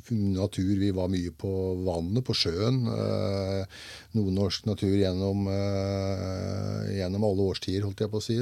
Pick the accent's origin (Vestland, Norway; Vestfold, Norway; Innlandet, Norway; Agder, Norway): Vestfold, Norway; Svarstad; moved away as an adult; now in Grenland, Norway; Jeg er født og oppvokst i Lågendalen, i, eh, i, nærmere bestemt Svarstad